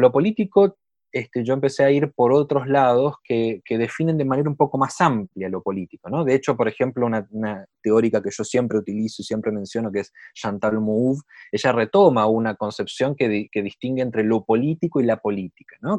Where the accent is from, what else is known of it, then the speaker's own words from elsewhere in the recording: Argentina; moved away as an adult; now in Chile; yo, como, mi, acento lo, muestra, soy de Argentina, vivo en Chile ya hace cinco años